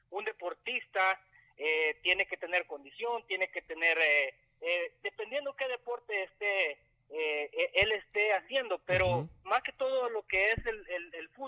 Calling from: Houston, Texas, United States; soy acá de Houston, Texas.

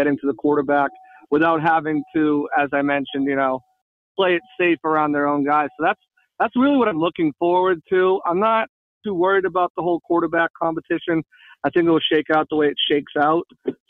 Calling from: Florida, United States; 813, it's me

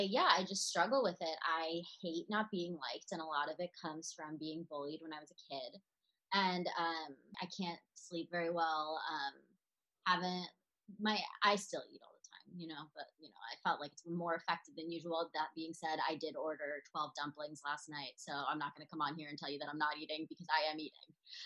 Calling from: New York, United States; I am reporting from New York

